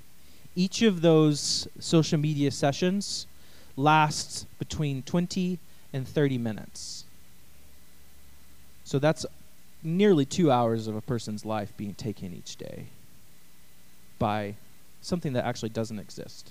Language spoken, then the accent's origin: English; East Texas, United States; I'm from East Texas